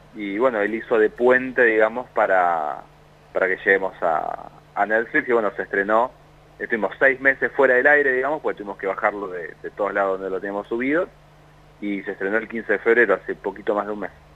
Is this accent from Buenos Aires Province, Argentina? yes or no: yes; La Plata, Buenos Aires Province, Argentina; yo soy de La Plata